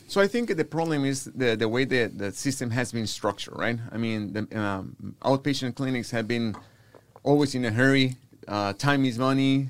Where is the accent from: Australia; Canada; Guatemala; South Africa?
Guatemala; now in Houston, United States; born and raised in Guatemala, Central America